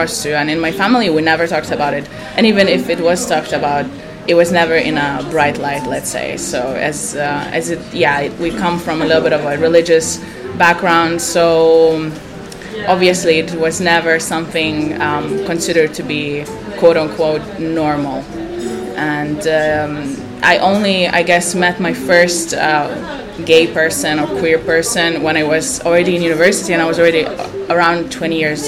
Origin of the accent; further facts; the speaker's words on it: Lithuania; moved away as an adult; I'm coming from Lithuania. I grew up in a very small village around 50 kilometers from the capital